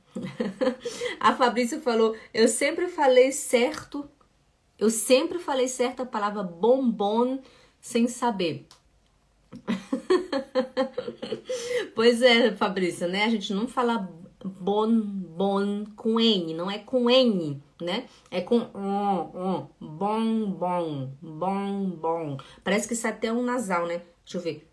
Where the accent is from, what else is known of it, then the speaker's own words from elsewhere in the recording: Belém, Pará, Brazil; now in Switzerland; eu sou de Belém do Pará e a gente fala muito esse